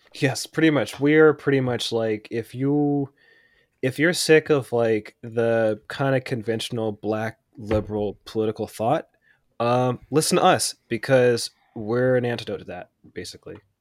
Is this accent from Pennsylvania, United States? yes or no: yes; Pittsburgh, Pennsylvania, United States; where I grew up in Pittsburgh